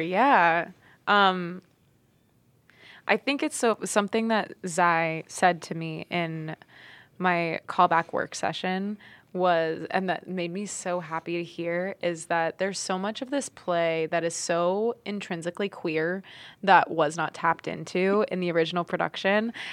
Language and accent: English; Florida, United States; now in New York, United States; I grew up in Florida